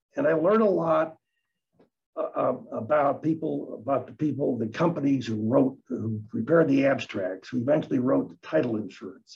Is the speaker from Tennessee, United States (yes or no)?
no; Detroit, Michigan, United States; also born or lived in Newark, New Jersey; moved to Michigan when I was six, and uh, grew up on the east side of Detroit. Um, and I've always hung around here